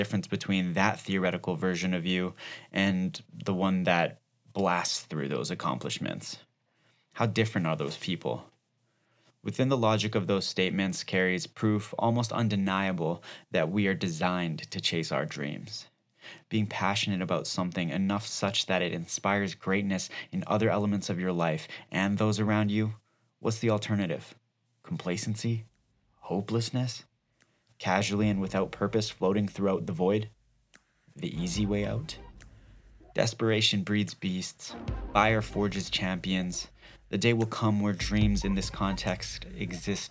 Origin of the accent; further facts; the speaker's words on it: Calgary, Alberta, Canada; I'm from Calgary